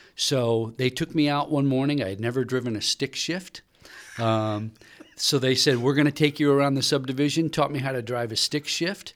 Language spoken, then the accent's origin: English; St. Louis, Missouri, United States; moved away; I grew up in Saint Louis listening to K C ninety five